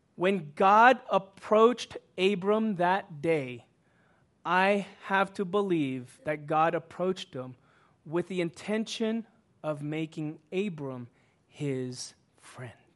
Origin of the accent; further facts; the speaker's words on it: Houston, Texas, United States; moved away as an adult; now in Los Angeles, United States; I grew up in Houston